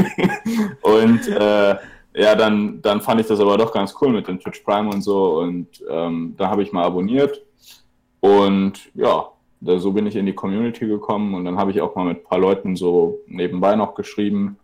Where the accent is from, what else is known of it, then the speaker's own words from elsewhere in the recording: Cologne, North Rhine-Westphalia, Germany; ich komme ja aus Köln